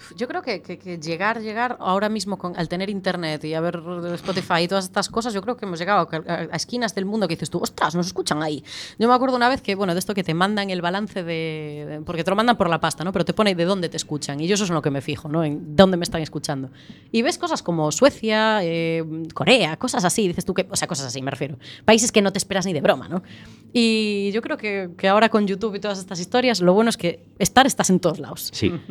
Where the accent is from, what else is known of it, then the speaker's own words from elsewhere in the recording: Galicia, Spain; somos todos gallegos